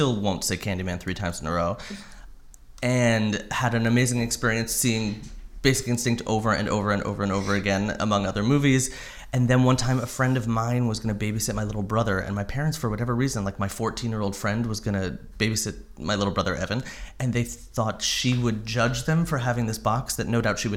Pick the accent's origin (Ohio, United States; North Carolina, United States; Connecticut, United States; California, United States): Connecticut, United States; Westport; I grew up in Westport, Connecticut